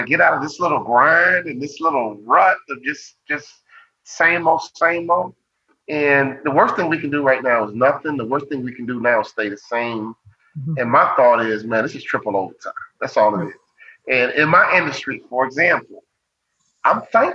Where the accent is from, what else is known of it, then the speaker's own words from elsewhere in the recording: Chicago, Illinois, United States; Growing up in Chicago